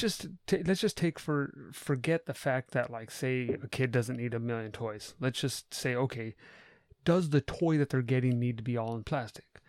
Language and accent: English; United States; as an American